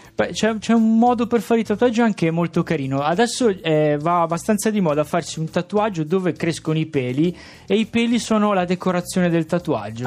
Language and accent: Italian; Sanremo, Liguria, Italy; sono di Sanremo